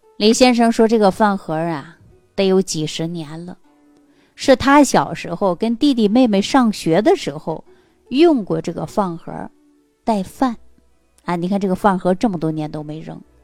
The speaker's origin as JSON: {"language": "Chinese", "region": "Northeast China", "country": "China", "tie": "born or raised there", "said": "因为在我们东北老家这个地方，很多农村地区呀，还没能普及到家家户户有自来水"}